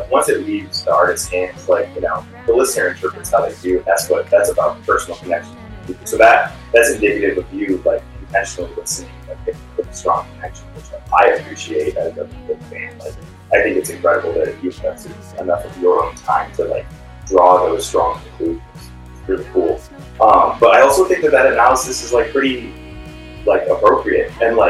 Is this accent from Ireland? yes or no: no; Bloomington, Indiana, United States; now in Bay Area, United States; I moved out to the Bay from Indiana. I was living in Bloomington, Indiana, from the Midwest. Been playing music my whole life out there, and moved out here to search for a band